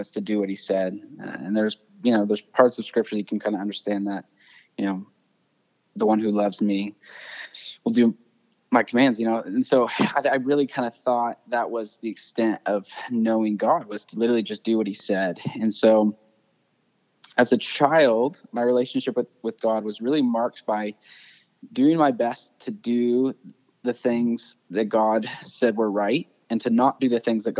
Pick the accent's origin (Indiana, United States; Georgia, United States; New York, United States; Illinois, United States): Indiana, United States; central; also born or lived in Montana / Arizona; we moved when I was real little to Indiana, spent my whole childhood there, kind of around central Indiana